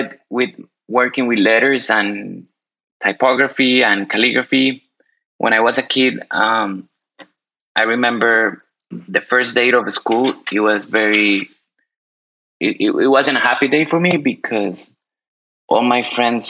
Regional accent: Colombia; now in Miami, United States; I was born in Colombia. Right now, I'm currently based in Miami, Florida, and also I'm a global citizen.

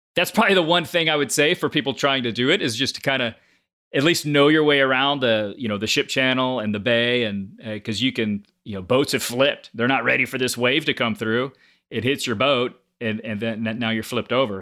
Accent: Galveston, Texas, United States; I grew up on Galveston Island. So just a little barrier island about an hour south of Houston.

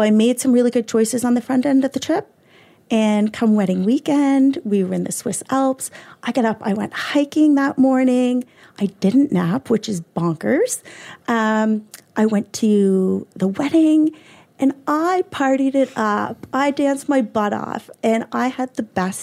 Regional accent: Cole Harbour, Nova Scotia, Canada; also born or lived in South Carolina; I'm from Cole Harbour

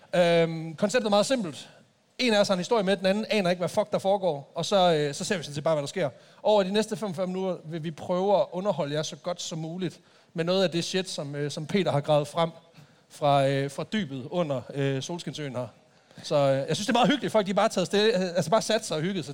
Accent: Jutland, Denmark; jeg er fra Jylland

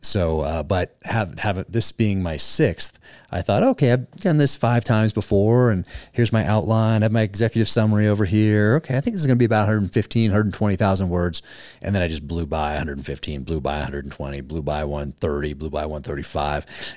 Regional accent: Northern California, United States; In Northern California.

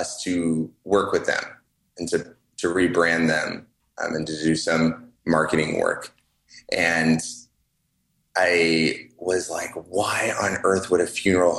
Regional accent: California, United States; both Colby and I grew up in California

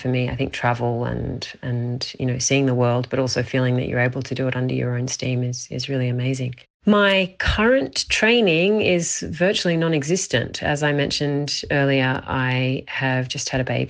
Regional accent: Australia; also born or lived in Barcelona, Spain; now in Spain; I am Australian and I live in Barcelona in Spain

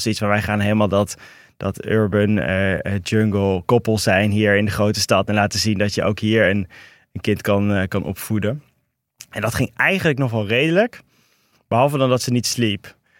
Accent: Rotterdam, South Holland, Netherlands; moved away as an adult; also born or lived in Meppel / Toronto; ben in Rotterdam opgegroeid. ja. En, en in Meppel

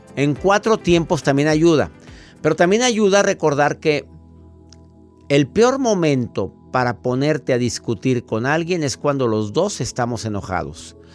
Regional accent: Mexico; en México, en mi país

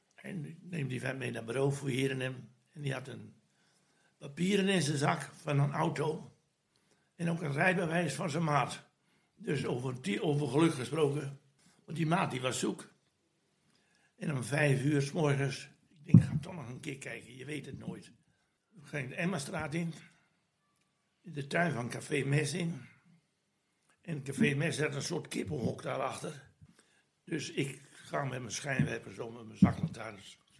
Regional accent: Groningen, Netherlands; now in Vlaardingen, Netherlands; Ja, ik ben een Groninger en ik heb een hard karakter

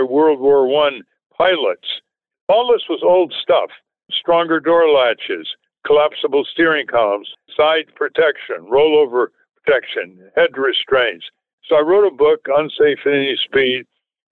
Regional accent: New England, United States; growing up in New England in those days

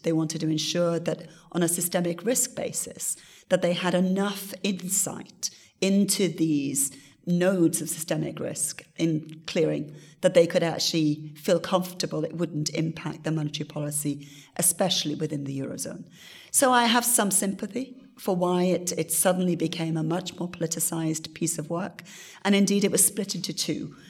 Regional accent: Wales, United Kingdom; my country, my home country of Wales

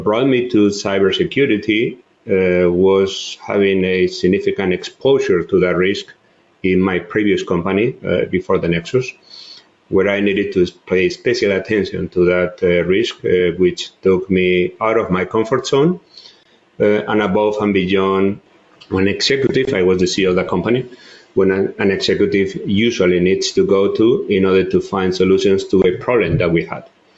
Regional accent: Madrid, Community of Madrid, Spain; also born or lived in Barcelona; So I'm originally from Spain. I was born in Barcelona, although I grew up in Madrid.

